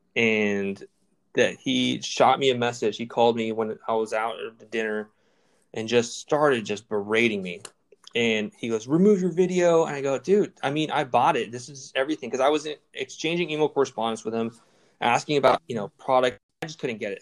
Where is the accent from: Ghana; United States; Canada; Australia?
United States; San Antonio, Texas; I came from West Antonio, and we had what's called Loop 1604